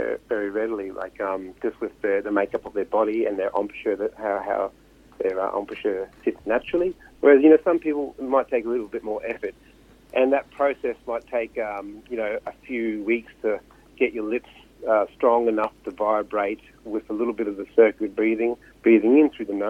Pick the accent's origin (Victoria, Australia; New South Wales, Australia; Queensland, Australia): Queensland, Australia; Mount Isa; I grew up in Mount Isa, proud Kalkanunga descendant